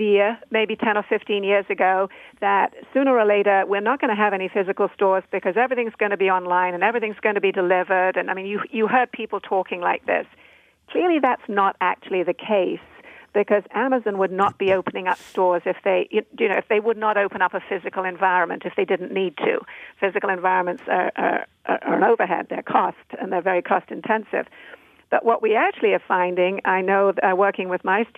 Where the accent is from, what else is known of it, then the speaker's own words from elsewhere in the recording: United Kingdom; I'm a Brit